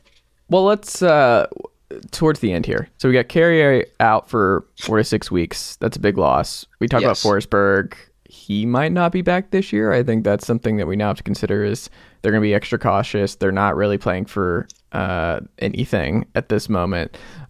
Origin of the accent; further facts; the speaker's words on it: Atlanta, Georgia, United States; Yeah, I mean, I'm from Atlanta, but I still don't have anything.